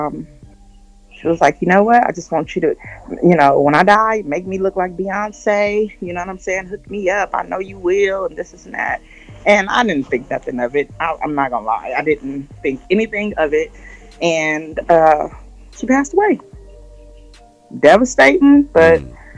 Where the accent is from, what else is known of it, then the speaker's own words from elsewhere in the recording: Los Angeles, California, United States; I grew up in South Central California. Oh, South Central Los Angeles is in California.